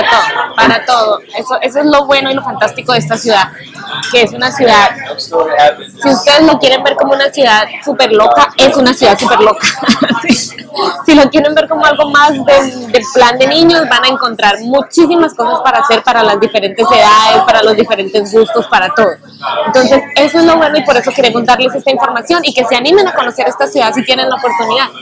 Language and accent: Spanish; Colombia; now in New York, United States; nosotros somos colombianos